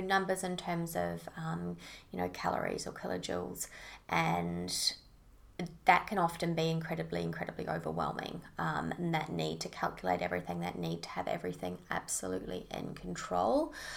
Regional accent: Auckland, New Zealand; moved away as an adult; now in Sunshine Coast, Australia; I'm originally from Auckland, New Zealand.

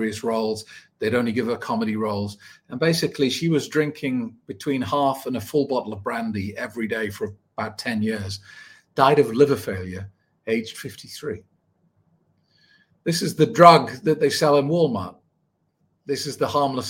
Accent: United Kingdom; I was born 1974 in the United Kingdom.

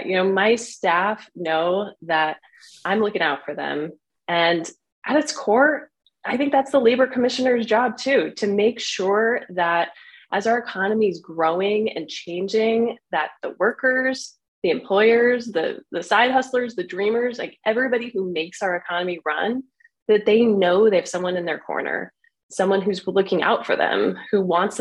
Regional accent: Washington County, Oregon, United States; I was born and raised in Washington County in Oregon

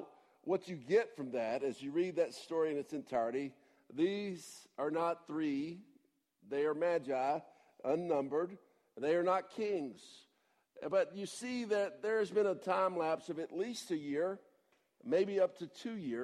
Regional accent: Atlanta, Georgia, United States; moved away; I'm from Atlanta

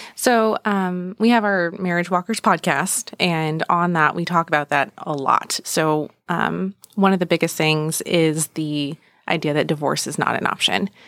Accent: San Francisco Bay Area, California, United States; moved away as an adult; now in Gilbert, United States; we grew up in the San Francisco Bay Area

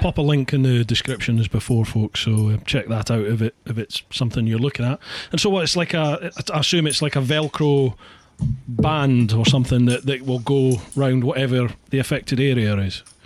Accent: Scotland, United Kingdom; moved away; also born or lived in Peckham, London; being Scottish we roll our r's

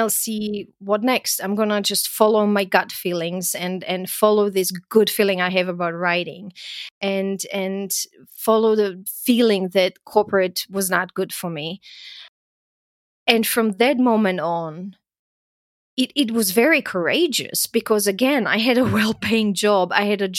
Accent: Croatia; moved away; also born or lived in Austria; I grew up in Yugoslavia and went through, you know, the war there and the country falling apart

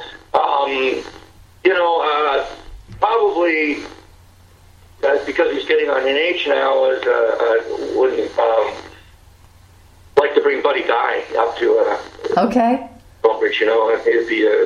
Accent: Mississauga, Ontario, Canada; my hometown, Fort Credit

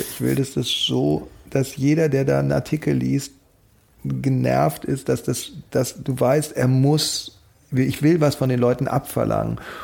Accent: Germany; also born or lived in Paris / Berlin; ich bin Deutscher, aber meine Mutter ist Holländerin

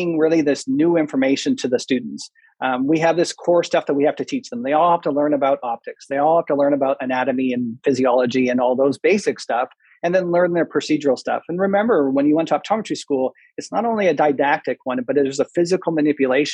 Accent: Manitoba, Canada; moved away; also born or lived in Waterloo, Ontario; I'm Canadian. I grew up in Canada. I was raised in Manitoba

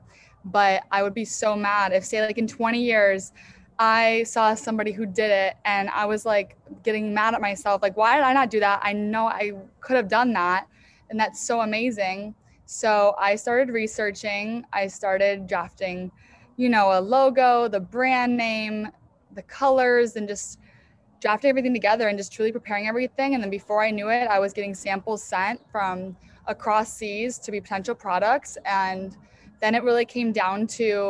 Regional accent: Chicago, Illinois, United States; moved away; also born or lived in New York; I grew up in Chicago area outside of the city.

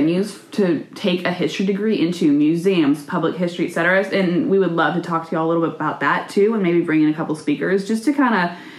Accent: the South, United States; And like I said earlier, we're both from the South, and sometimes it takes new modern ideas a little longer to get to us.

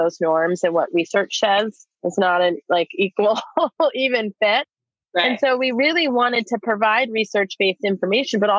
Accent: East Coast, United States; moved away as an adult; now in Portland, United States; I'm originally from the East Coast, but have been here for almost 20 years. I came out here in my 20s

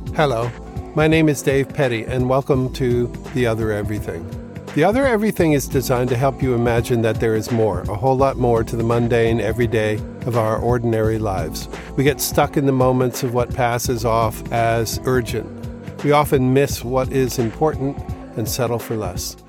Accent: East Coast, United States; also born or lived in Manhattan, New York; grew up on the East Coast

